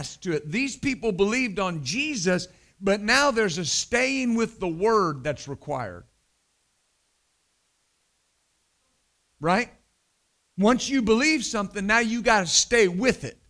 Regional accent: West Texas, United States; I was raised in West Texas

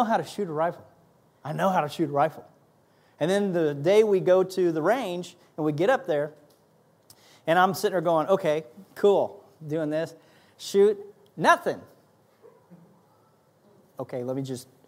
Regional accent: Kansas, United States; I was raised in Kansas around guns

